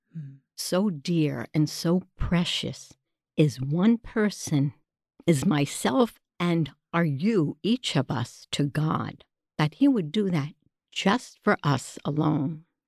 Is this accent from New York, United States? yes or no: yes; New York City, New York, United States; accent: New York; moved away; I'm originally from New York, the big bad city down there